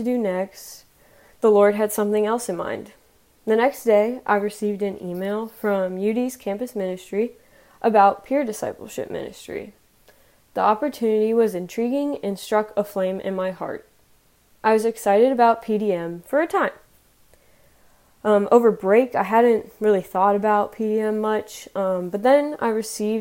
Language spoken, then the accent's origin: English; Columbus, Ohio, United States; now in Dayton, United States; I'm originally from Columbus, Ohio